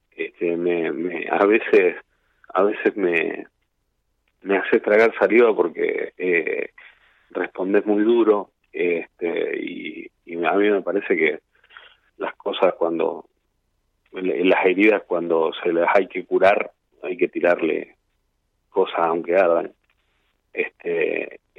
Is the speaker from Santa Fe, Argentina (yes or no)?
yes; Villa Gobernador Gálvez, Santa Fe, Argentina; Este, soy de Villa Gornador Gálvez, eh, Rosario, al sur está una ciudad que se llama Villa Gobernador Galvez.